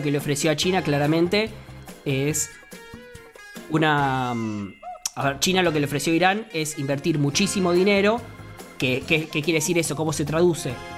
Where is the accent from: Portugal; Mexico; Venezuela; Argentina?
Argentina